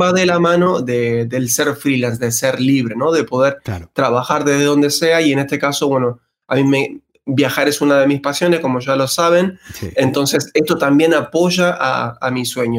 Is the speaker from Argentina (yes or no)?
yes; Argentina; moved away as an adult; now in Spain; como ya pueden escuchar mi acento, nacido en Argentina